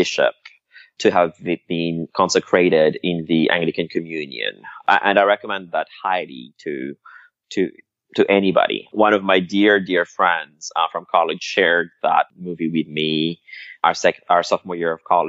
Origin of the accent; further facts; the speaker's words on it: Madagascar; moved away; also born or lived in Paris; the religious setting that I was brought up in Madagascar.